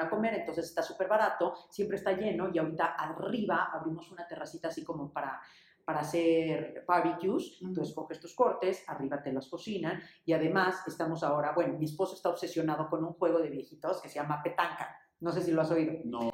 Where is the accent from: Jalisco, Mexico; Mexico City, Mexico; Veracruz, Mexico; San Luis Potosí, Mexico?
Mexico City, Mexico; Nací aquí en México en el 75